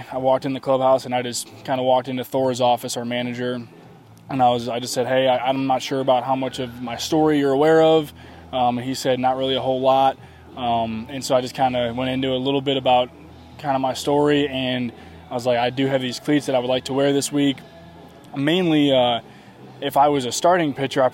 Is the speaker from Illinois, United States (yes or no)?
yes; outside of Chicago, Illinois, United States; that's where I grew up outside of Chicago.